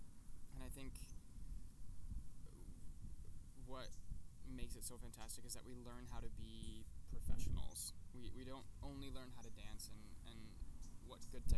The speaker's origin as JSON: {"language": "English", "town": "Walled Lake", "region": "Michigan", "country": "United States", "moved": "yes", "said": "I'm from Walled Lake, Michigan. It's a little city outside of Detroit."}